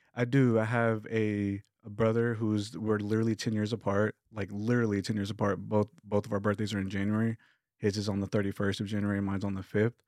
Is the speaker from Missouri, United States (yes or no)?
no; Lubbock, Texas, United States; I come from Lubbock, Texas, which is like five hours west from here